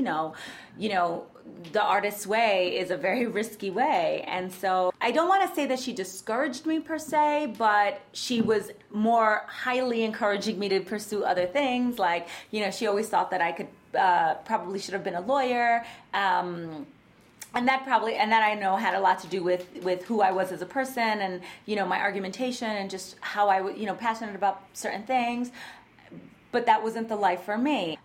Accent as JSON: {"language": "English", "town": "New York City", "region": "New York", "country": "United States", "tie": "born or raised there", "said": "I am a native New Yorker, born and raised in the Bronx"}